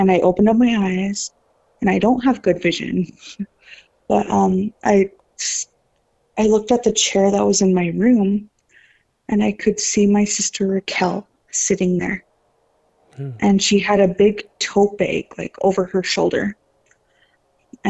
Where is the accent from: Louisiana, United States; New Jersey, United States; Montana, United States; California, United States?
Montana, United States; Browning; I grew up on the Blackfeet Reservation in Browning, Montana.